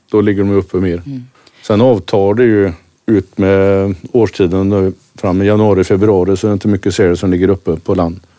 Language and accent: Swedish; Kungshamn, Västra Götaland, Sweden; jag bor strax utanför Kungshamn